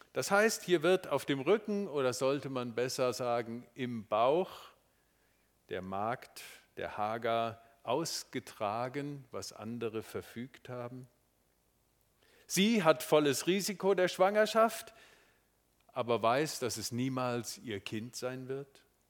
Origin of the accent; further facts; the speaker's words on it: Marburg, Hesse, Germany; moved away; Es ist meine Heimatstadt, meine Schulstadt